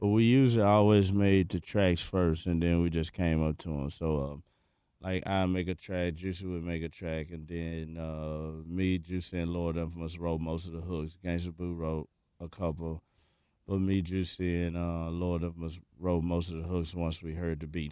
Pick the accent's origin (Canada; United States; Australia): United States; Memphis, Tennessee; We come from Memphis